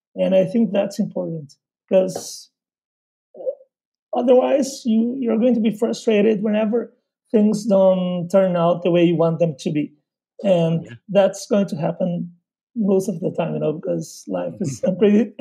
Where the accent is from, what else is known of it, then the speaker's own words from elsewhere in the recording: Porto Alegre, Rio Grande do Sul, Brazil; English is a second language; I'm from Porto Alegre, which is in southern Brazil